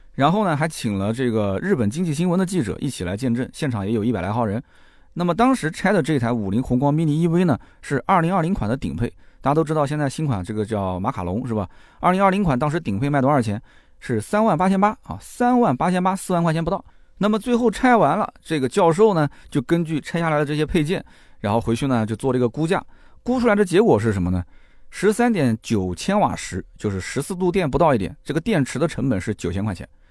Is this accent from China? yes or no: yes; China; 我们中国人这里大部分的这个家庭换车周期基本上是三到五年